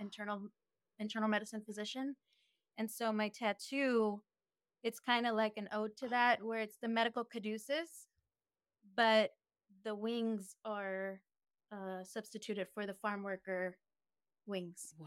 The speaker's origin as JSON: {"language": "English", "town": "Del Rio", "region": "Texas", "country": "United States", "said": "I'm from Del Rio, Texas."}